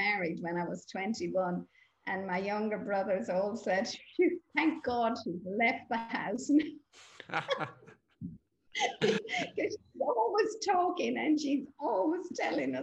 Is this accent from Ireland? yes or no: yes; Ireland; I grew up in Holy Catholic Ireland, as we call it